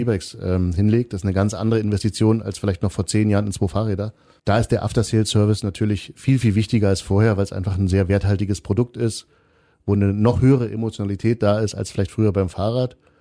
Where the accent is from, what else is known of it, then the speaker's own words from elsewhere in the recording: Kreischa, Saxony, Germany; in Kreischer, wo ich herkomme